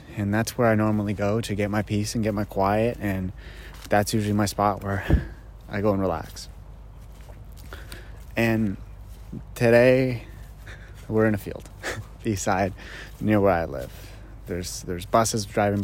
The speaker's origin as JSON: {"language": "English", "town": "Greely", "region": "Ontario", "country": "Canada", "tie": "born or raised there", "said": "I grew up in a small little town called Greeley, and it's just outside of Ottawa"}